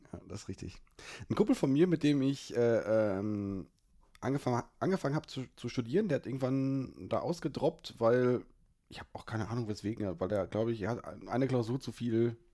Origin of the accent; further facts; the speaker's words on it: Aachen, North Rhine-Westphalia, Germany; Gut, als, als Aachener kann ich das so nicht stehen lassen.